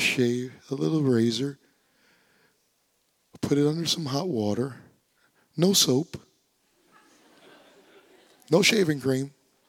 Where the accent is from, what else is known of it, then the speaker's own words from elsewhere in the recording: Louisiana, United States; I was born and raised in Louisiana for 18 years. I don't have a Louisiana accent